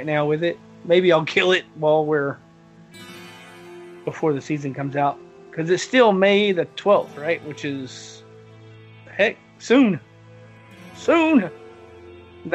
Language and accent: English; the South, United States; I'm from the South